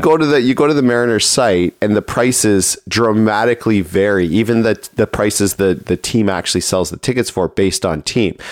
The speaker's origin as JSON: {"language": "English", "town": "Toronto", "region": "Ontario", "country": "Canada", "tie": "born or raised there", "also_born_or_lived": "Markham, Ontario", "said": "I grew up in Toronto"}